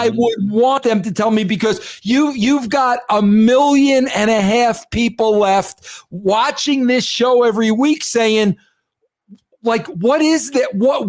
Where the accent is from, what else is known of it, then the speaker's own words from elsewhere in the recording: California, United States; I grew up on the East Bay.